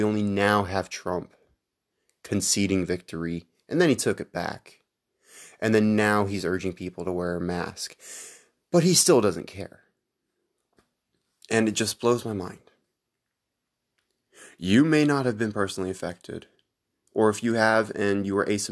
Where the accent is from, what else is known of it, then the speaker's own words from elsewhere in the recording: Texas, United States; my home state of Texas here